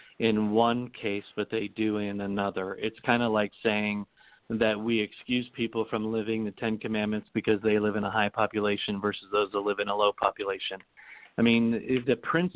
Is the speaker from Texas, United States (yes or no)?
no; Pennsylvania, United States; now in Utah, United States; I grew up in Pennsylvania